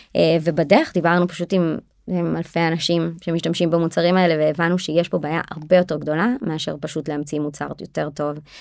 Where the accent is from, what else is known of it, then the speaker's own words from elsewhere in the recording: Israel; אנחנו ישראלים אנחנו מאוד תכלס דוגרי